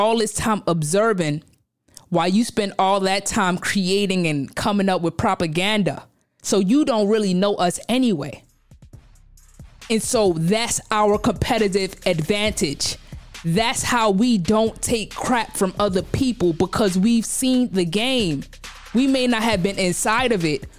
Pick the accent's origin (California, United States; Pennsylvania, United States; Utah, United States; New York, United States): New York, United States; New York City; I grew up in Brownsville, Brooklyn. Specifically, I'm from LH, Langston Hughes